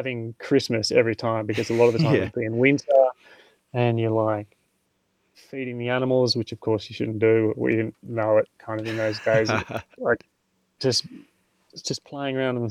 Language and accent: English; Devonport, Tasmania, Australia; moved away as an adult; also born or lived in Launceston, Tasmania / Scottsdale, Tasmania / Brisbane, Queensland; now in Spain; for all of my childhood, I lived in Devonport